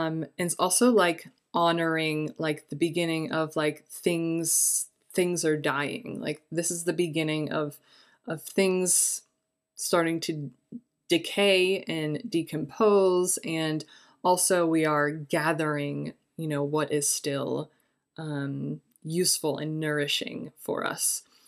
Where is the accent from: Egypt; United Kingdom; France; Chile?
Egypt; I grew up in Egypt. A lot of the symbols and folk are related to harvest and springtime